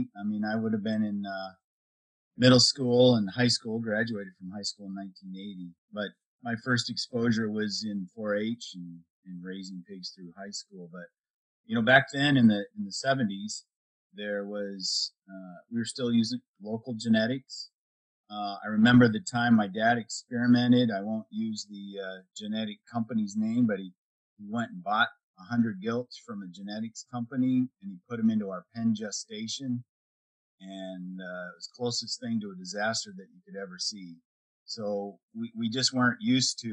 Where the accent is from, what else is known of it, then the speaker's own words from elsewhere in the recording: Northwest Iowa, United States; also born or lived in South Dakota; I was raised in Northwest Iowa